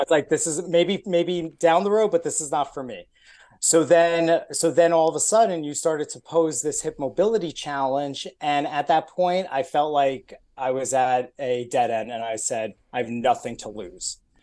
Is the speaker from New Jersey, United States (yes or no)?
yes; New Jersey, United States; moved away as an adult; also born or lived in Brooklyn, New York / Buffalo, New York; now in Atlanta, United States; originally I was born in Brooklyn, moved to New Jersey